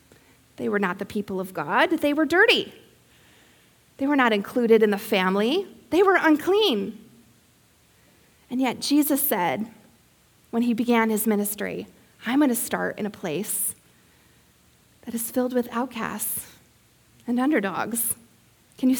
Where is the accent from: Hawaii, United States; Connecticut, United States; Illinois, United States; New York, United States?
Illinois, United States; Peoria; telling people I was from Peoria growing up.